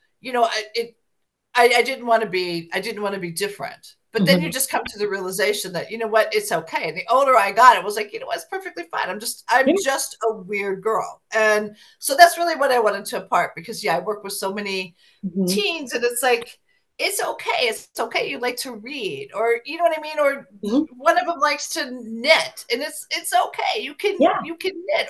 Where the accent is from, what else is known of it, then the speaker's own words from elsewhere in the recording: Ohio, United States; moved away; I went back to my hometown of Ohio because I had a high school reunion I had to attend.